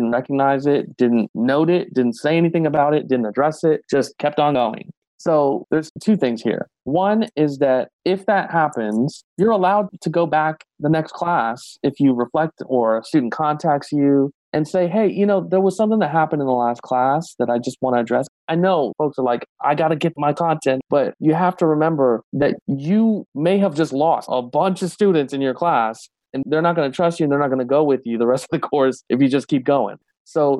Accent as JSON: {"language": "English", "region": "Ohio", "country": "United States", "moved": "yes", "said": "I'm from Ohio originally"}